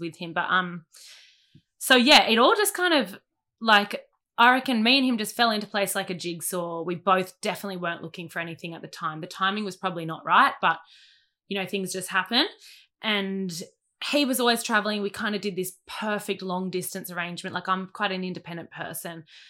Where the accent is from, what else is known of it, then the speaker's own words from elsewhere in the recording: Sydney, New South Wales, Australia; also born or lived in Mona Vale; born in Monavel, grew up between Narrabeen and Warrywood because my mum lived in Narrabeen, my dad lived in Warrywood